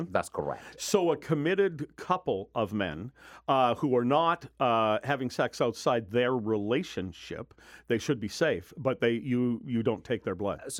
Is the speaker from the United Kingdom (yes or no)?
yes; United Kingdom; now in United States; Uh, I came from Britain in 1980, and I have a nice little certificate from the Red Cross saying I donated 109 times.